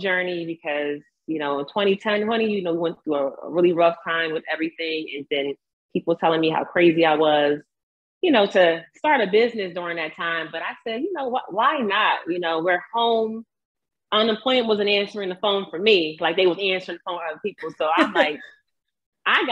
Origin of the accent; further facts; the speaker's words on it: Chesilhurst, New Jersey, United States; I'm from Chislehurst